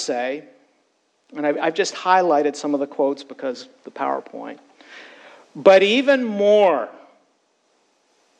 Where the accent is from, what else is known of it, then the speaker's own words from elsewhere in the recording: United States; as American Christians